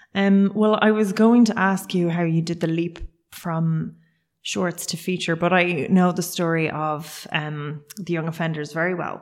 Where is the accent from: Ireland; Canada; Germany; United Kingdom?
Ireland; Cork, Munster; I'm originally from Cork